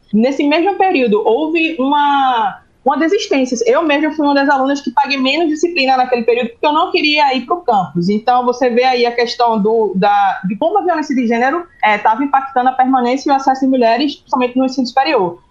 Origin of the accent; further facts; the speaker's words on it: Recife, Pernambuco, Brazil; Eu sou natural do Recife, moro aqui, a sede da empresa é aqui. Eu nasci e me criei no subúrbio daqui